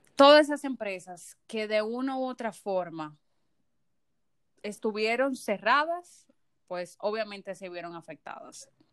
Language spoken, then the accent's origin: Spanish; Dominican Republic; como ciudadanos dominicanos